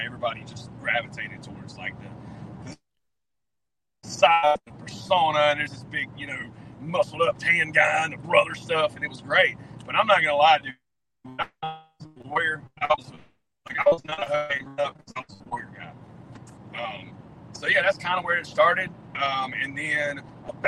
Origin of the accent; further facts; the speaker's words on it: North Carolina, United States; I grew up in North Carolina, born and raised